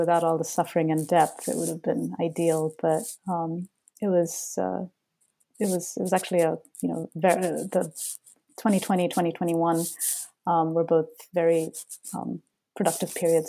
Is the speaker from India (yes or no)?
yes; Bengaluru, Karnataka, India; adolescence growing up in Bangalore, because that was an experience that I myself had.